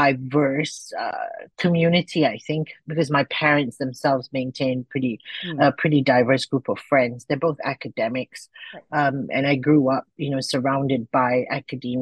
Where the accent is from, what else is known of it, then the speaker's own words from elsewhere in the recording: Klang Valley, around Kuala Lumpur, Selangor, Malaysia; moved away as an adult; now in Langkawi, Malaysia; I was born in the Klang Valley, which is, you know, around Kuala Lumpur, just a suburb. But I moved to Langkawi about 10 years ago